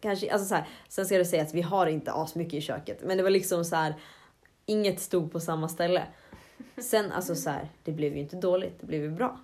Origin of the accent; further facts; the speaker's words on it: Avesta, Dalarna County, Sweden; moved away as an adult; now in Jönköping, Sweden; hemma i Avesta, där spred jag ut mig ganska mycket i mitt hus.